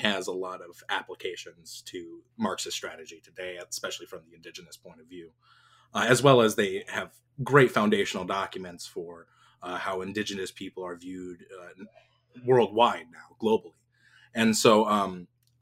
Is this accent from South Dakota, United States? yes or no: yes; Porcupine, South Dakota, United States; moved away; I'm Oglala Lakota from Pine Ridge, Porcupine to be exact. I don't live there anymore